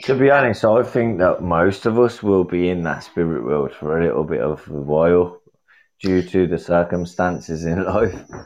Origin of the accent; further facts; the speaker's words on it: Birmingham, West Midlands, United Kingdom; accent: Birmingham; I'm from Birmingham